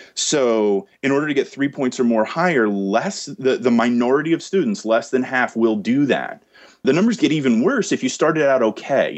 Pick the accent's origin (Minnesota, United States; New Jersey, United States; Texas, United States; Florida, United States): New Jersey, United States; I got into med school here in my home state of New Jersey.